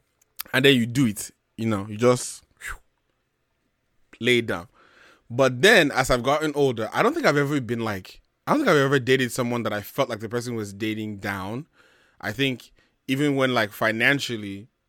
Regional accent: Nigeria; I think maybe just being a Nigerian man with some kind of pride.

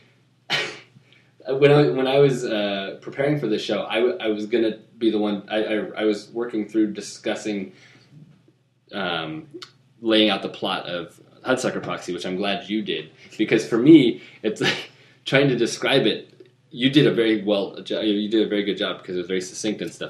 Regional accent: Midwest, United States; I was born in the Midwest

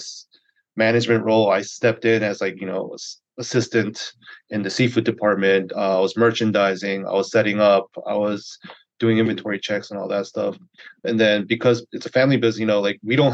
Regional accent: Greensboro, North Carolina, United States; now in Charlotte, United States; I grew up in Greensboro, North Carolina

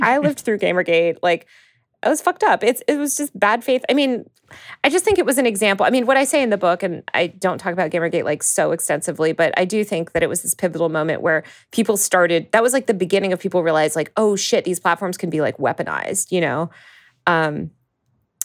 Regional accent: Northeast, United States; I grew up in the Northeast

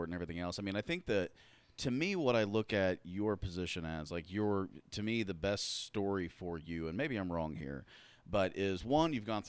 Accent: Raymore, Missouri, United States; I was from Raymore, so it's not like I was, like, in the middle of a giant metropolis.

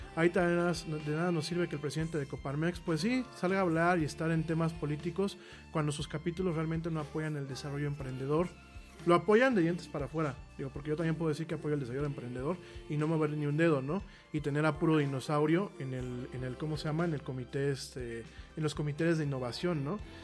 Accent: Mexico; a los mexicanos nos ha faltado un poco eso

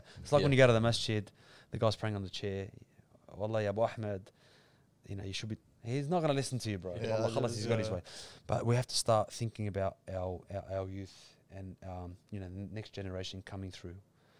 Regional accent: Australia; we are proud Australian Muslims.

